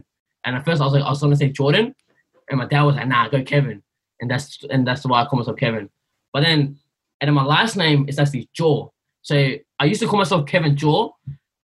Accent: Sydney, New South Wales, Australia; also born or lived in Blacktown / Burma; growing up in Greenacre, in kindergarten, like, I didn't even know how to pronounce my own name

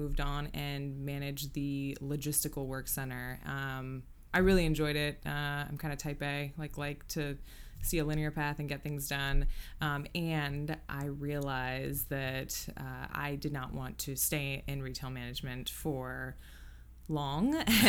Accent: Tacoma, Washington, United States; I was born and raised in South Tacoma, and I am a licensed realtor here in Tacoma, Old Town, and have been for 5 years

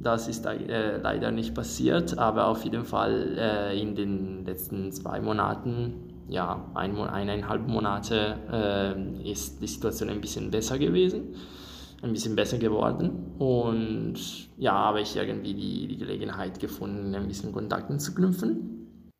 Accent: Italy; German is a second language; moved away as an adult; now in Göttingen, Germany; ich komme aus Italien und ich bin hier in Göttingen für meinen für mein Erasmus

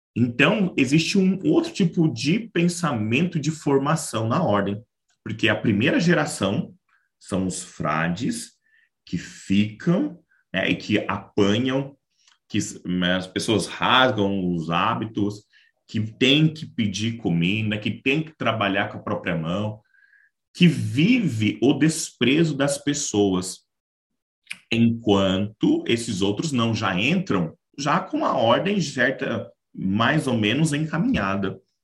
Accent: Marabá, Pará, Brazil; now in Caçapava, Brazil; Sou natural da cidade de Marabá, estado do Pará

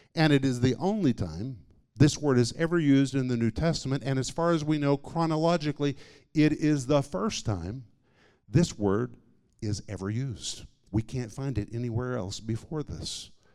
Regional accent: Tulsa, Oklahoma, United States; I grew up in Tulsa, Oklahoma.

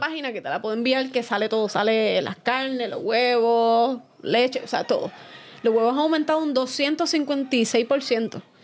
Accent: Fajardo, Puerto Rico; moved away as an adult; now in San Juan, Puerto Rico; soy de Fajardo

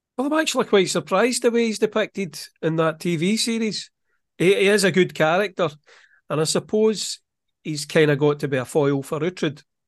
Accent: Scotland, United Kingdom; I'm from Scotland.

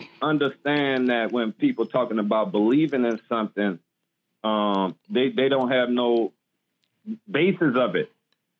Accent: New Orleans, Louisiana, United States; I'm from New Orleans.

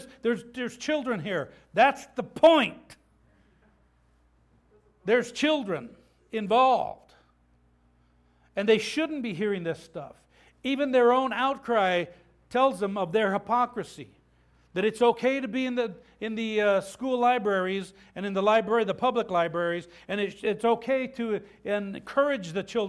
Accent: Habern, Idaho, United States; I remember growing up in Habern, Idaho. When I was in elementary school, I remember growing up in that part of the world where you had this mix of people, and there was a pretty good size amount of LDS people that were there.

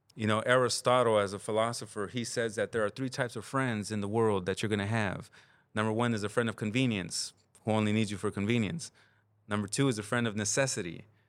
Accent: Los Angeles, California, United States; also born or lived in Santa Ana, California / Compton, California; now in Oakland, United States; it's what I remember growing up in, you know, Santa Ana in the neighborhoods. It's what I remember growing up in South Central Los Angeles

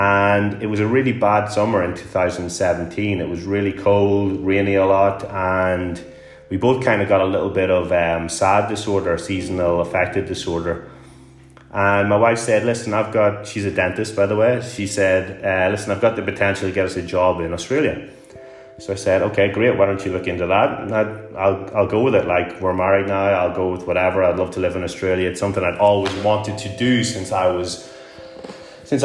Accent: Newry, Northern Ireland, United Kingdom; moved away as an adult; also born or lived in Glasgow; my hometown of Newry in Northern Ireland

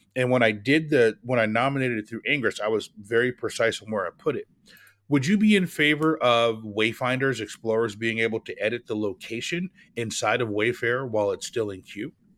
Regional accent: Oregon, United States; the state of Oregon, where I, where I'm, my home state.

